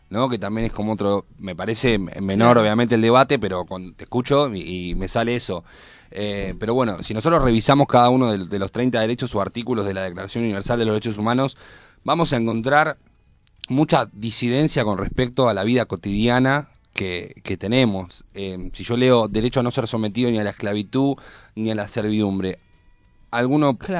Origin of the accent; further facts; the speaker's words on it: Argentina; los argentinos